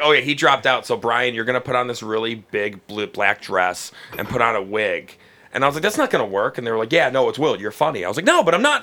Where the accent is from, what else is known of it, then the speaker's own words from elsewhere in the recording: Cleveland, Ohio, United States; I grew up in Cleveland